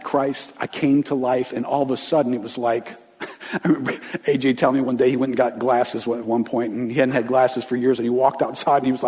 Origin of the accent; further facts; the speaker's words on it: River Ridge, Louisiana, United States; I grew up in River Ridge